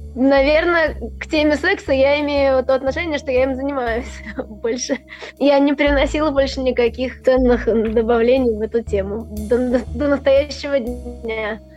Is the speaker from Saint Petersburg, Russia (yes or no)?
yes; Saint Petersburg, Russia; Я из Петербурга, я работаю врачом-неврологом